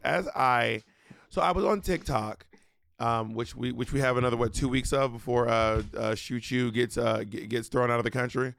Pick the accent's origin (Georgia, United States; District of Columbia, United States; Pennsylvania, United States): Georgia, United States; Atlanta; moved away; also born or lived in Long Island; I grew up in Atlanta